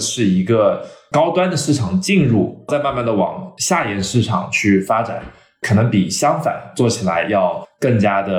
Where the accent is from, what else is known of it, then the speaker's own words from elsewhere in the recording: China; born there; 但是我们因为我自己的华人背景，我在中国出生嘛，供应链完全是在中国